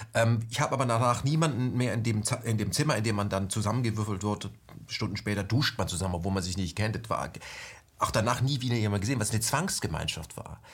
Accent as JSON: {"language": "German", "country": "Germany", "tie": "born or raised there", "moved": "yes", "lives_now": "Berlin, Germany", "said": "ich bin nämlich in der ähm, ehemaligen BRD ausgewachsen"}